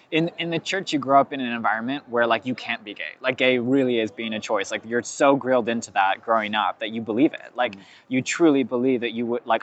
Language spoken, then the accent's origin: English; California, United States; Lots of people where I grew up in California, that happened to them.